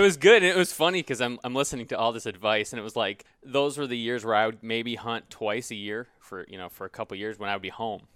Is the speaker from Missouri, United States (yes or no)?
no; Grand Rapids, Michigan, United States; moved away as an adult; also born or lived in New Jersey; I grew up in Grand Rapids. I moved to New Jersey for law school.